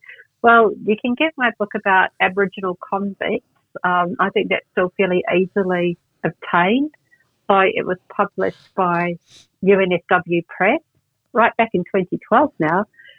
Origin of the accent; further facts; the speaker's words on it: New Zealand; now in Australia; most people in New Zealand didn't know, and I didn't know growing up in New Zealand, that we'd sent people from all different backgrounds over here either.